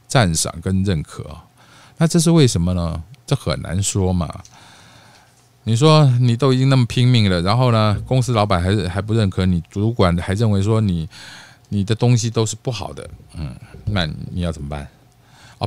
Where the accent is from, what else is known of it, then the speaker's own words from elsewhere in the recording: Taiwan; accent: Taiwanese Mandarin with mainland Putonghua influence; moved away; also born or lived in Mainland China; 我其实是地道的本省人， 啊， 不， 本省台湾人哦